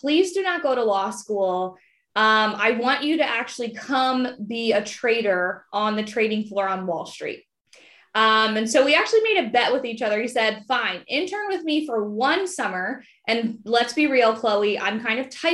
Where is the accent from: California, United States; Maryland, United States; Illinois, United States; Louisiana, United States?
Maryland, United States; Prince George's County; I grew up in Prince George's County, Maryland